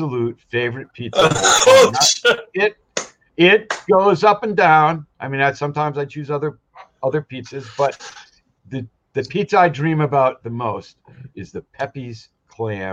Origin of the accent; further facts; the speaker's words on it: southeastern Connecticut, United States; now in Hawaii, United States; I grew up in Connecticut